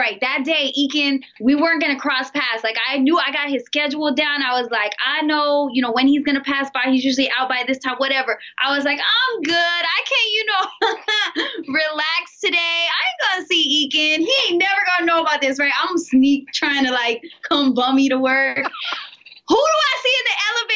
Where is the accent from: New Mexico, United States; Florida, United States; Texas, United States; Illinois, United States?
Florida, United States; Immokalee; Immokalee, Florida. So I've been here in Florida all my life.